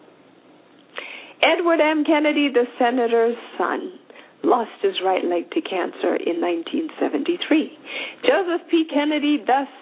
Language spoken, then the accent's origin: English; Zimbabwe; I come from Zimbabwe. I speak Shona